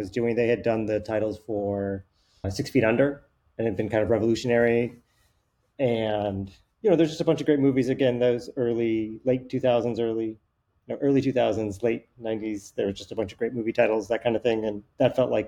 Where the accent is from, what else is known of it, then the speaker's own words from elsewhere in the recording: Reno, Nevada, United States; also born or lived in Hawaii; I grew up in Reno, Nevada. Like, you know, I mentioned Hawaii, but I really grew up in Reno, Nevada